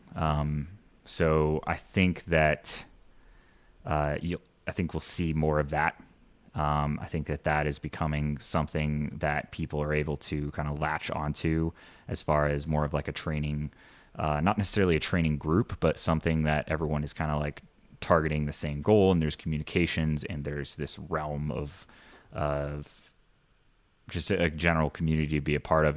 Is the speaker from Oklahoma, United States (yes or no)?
no; Indiana, United States; moved away; I grew up in Indiana